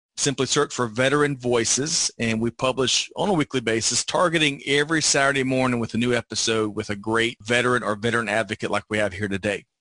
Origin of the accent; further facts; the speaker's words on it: Aiken, South Carolina, United States; I was from Aiken, South Carolina when I mm. joined the Air Force.